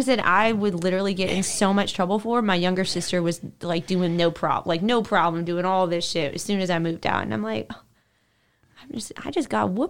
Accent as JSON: {"language": "English", "region": "California", "country": "United States", "moved": "yes", "lives_now": "Memphis, United States", "said": "I don't say, oh, I'm from California, but I've been in Memphis. I'm like, oh, I'm from Memphis."}